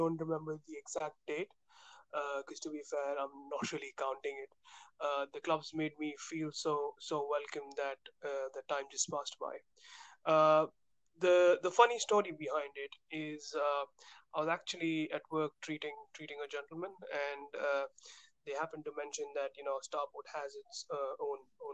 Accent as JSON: {"language": "English", "town": "Mumbai", "region": "Maharashtra", "country": "India", "tie": "born or raised there", "moved": "yes", "said": "I was born in Mumbai"}